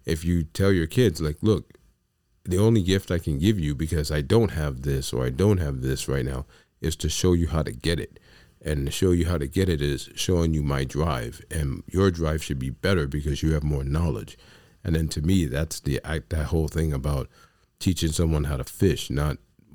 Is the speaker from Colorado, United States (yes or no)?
no; New York City, New York, United States; I come from the South Bronx.